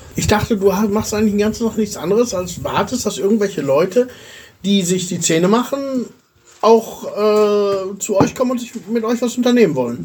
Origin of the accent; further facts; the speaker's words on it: Germany; moved away as an adult; now in Bulgaria; wie lebe ich als Deutscher in Bulgarien?